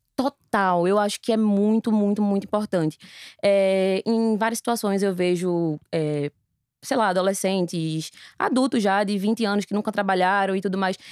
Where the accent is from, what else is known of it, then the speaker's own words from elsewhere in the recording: Recife, Pernambuco, Brazil; Eu tenho 32 anos, sou recifense.